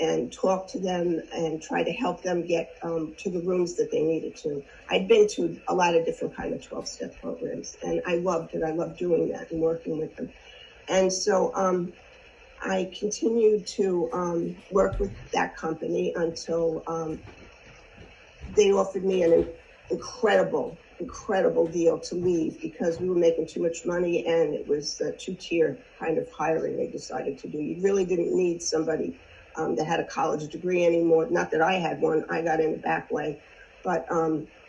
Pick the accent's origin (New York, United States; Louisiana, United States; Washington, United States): New York, United States; Long Island; I grew up on Long Island